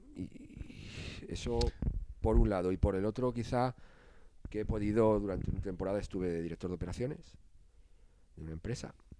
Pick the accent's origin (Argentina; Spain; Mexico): Spain; Nosotros somos españoles